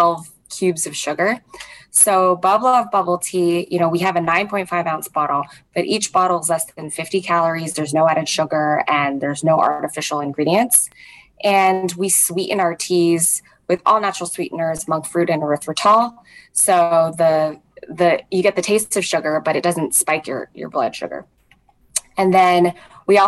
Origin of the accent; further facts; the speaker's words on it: Hawaii, United States; moved away; I grew up in Hawaii, just some childhoods there. I have family there